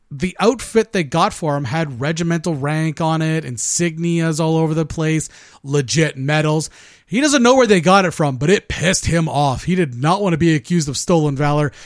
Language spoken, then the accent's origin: English; Canada; as a Canadian